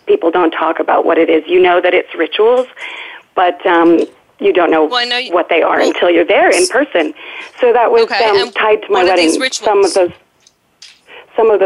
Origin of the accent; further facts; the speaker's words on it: Utah, United States; I was raised in Utah, beautiful kind of Happy Valley-esque childhood